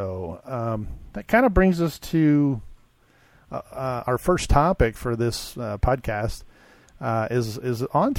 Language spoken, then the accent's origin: English; Arizona, United States; from Arizona, visiting Texas.